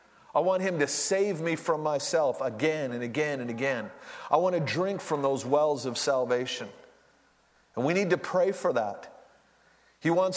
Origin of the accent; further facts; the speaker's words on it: Duluth, Minnesota, United States; I was born and raised in Duluth